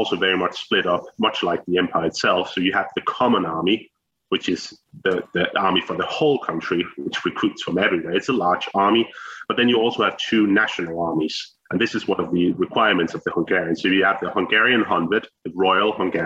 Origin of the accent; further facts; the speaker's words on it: Denmark; I am a historian from Denmark. It's just north of Copenhagen